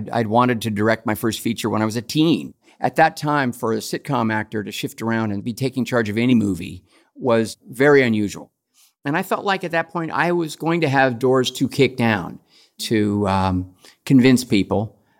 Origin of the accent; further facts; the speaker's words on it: Los Angeles, California, United States; Even though I was a child of Hollywood